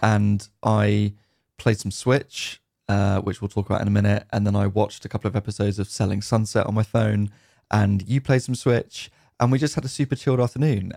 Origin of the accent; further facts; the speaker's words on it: United Kingdom; definitely British